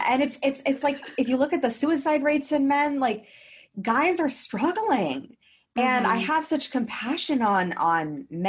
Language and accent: English; Los Angeles, California, United States; now in Queensland, Australia; Especially someone from my hometown.